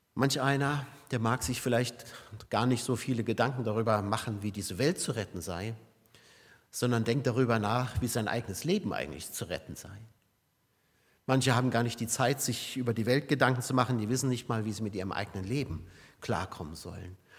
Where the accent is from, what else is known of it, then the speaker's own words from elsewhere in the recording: Saarbrücken, Saarland, Germany; Oder Saarbrücken hier meine Heimat